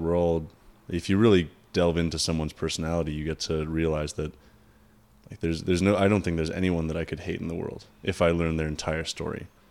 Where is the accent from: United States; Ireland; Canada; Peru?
Canada; we're Canadian